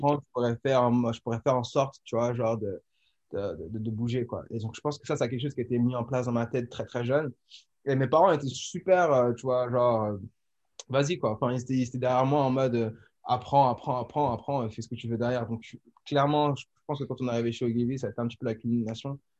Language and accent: French; France; now in Amsterdam, Netherlands; on est beaucoup de Français.